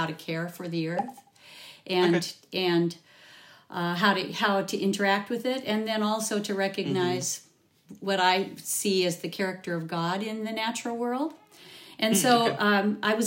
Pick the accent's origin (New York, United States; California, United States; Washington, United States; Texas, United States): Washington, United States; Olympic Peninsula; I was raised on the Olympic Peninsula, which far northwest Washington